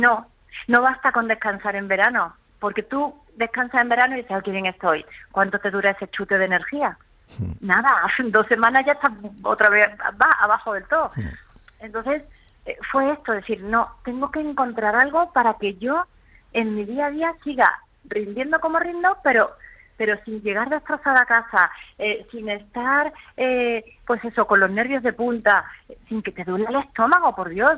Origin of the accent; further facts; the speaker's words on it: Málaga, Andalusia, Spain; moved away as an adult; now in Madrid, Spain; Aunque me siento malagueña por los cuatro costados, porque Málaga es mi tierra